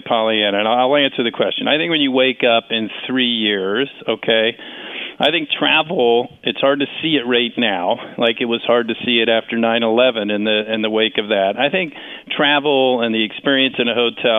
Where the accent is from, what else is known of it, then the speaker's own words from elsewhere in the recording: Washington, District of Columbia, United States; my hometown of Washington